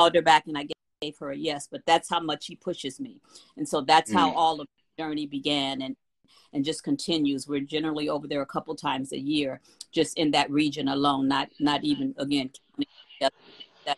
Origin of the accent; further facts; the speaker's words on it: Los Angeles, California, United States; I'm from Watts, California